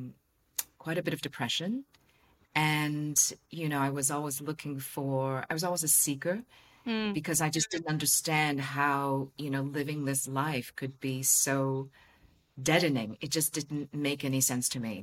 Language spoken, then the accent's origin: English; Hong Kong; I'm from Hong Kong